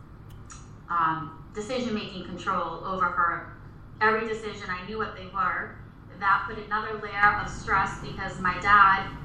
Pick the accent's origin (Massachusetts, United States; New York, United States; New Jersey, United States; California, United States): Massachusetts, United States; Reading; in our town that I grew up in Reading, Massachusetts, I am from Massachusetts, still live here